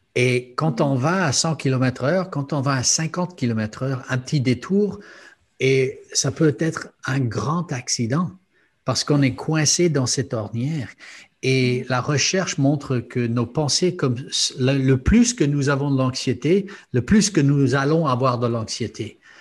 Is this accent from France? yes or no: no; Luxembourg; J'ai grandi au Luxembourg